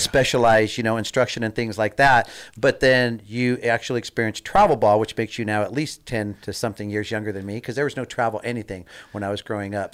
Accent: Southern California, United States; born or raised there

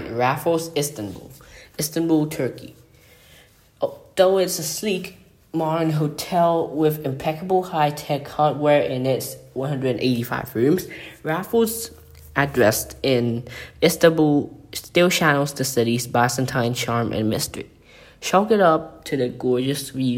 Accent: Bangkok, Thailand; the Peninsula Bangkok, in Bangkok, Thailand, my hometown

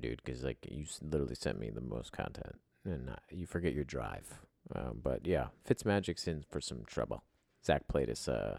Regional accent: Philadelphia, Pennsylvania, United States; Yeah, I'm a Philly guy. Yeah, like, where are you from? Oh, I'm from there.

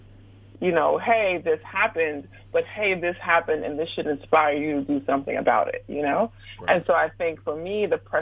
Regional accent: Brooklyn, New York, United States; moved away as an adult; also born or lived in West Lafayette, Indiana; I'm from Brooklyn

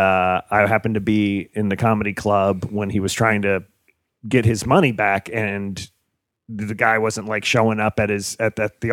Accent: New Jersey, United States; born or raised there; moved away

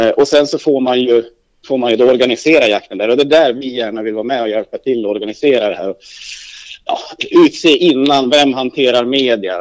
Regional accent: Hälsingland, Gävleborg County, Sweden; moved away; där jag kommer hem från hemma i Hälsingland

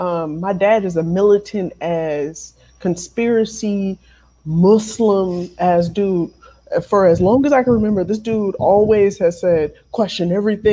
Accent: United States; I feel like I need to bring out my birth certificate. Like, my nigga, I am from

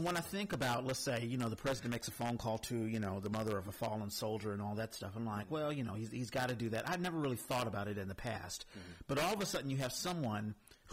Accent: Washington, District of Columbia, United States; I grew up in Washington, D.C.

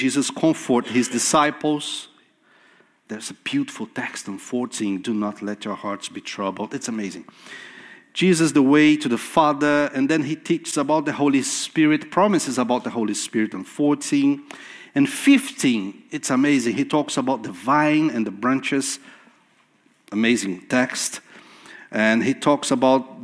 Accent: Brazil; first language Portuguese; English is a second language; moved away; I was in Brazil in December preaching in my mother tongue, in Portuguese.

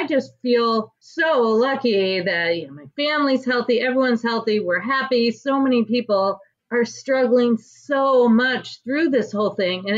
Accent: Michigan, United States; I'm from Michigan.

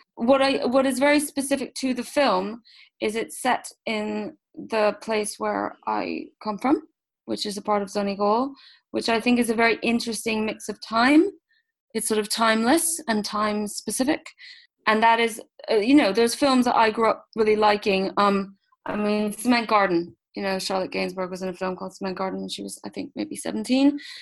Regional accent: Switzerland; moved away; I grew up in Switzerland

